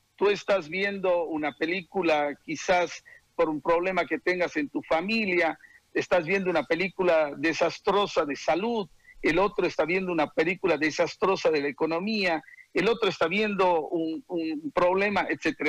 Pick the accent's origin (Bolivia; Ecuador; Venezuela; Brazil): Bolivia; los bolivianos